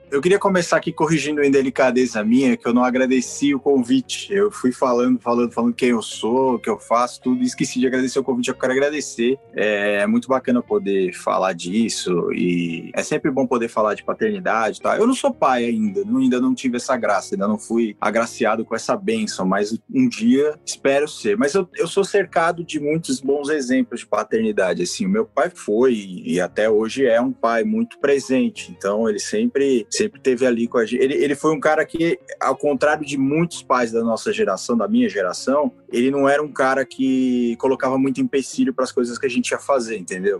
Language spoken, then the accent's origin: Portuguese; São Paulo, Brazil; sou de São Paulo